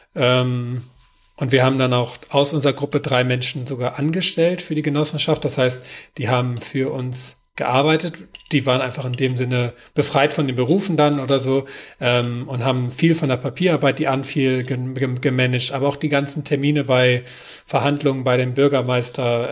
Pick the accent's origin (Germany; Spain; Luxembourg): Germany; Northern Germany; now in Kirnhalden, Germany; Mein persönlicher Widerstand als Norddeutscher